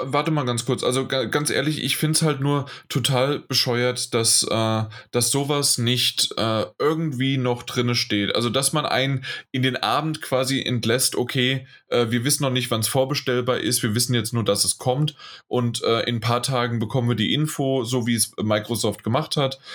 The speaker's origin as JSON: {"language": "German", "country": "Germany", "said": "bei uns in Deutschland"}